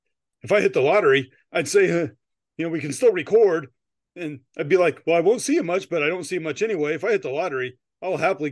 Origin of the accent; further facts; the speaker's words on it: United States; I'm American